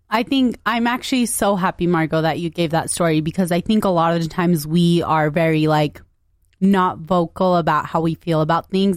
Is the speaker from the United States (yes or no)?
yes; United States; we grew up in West Valley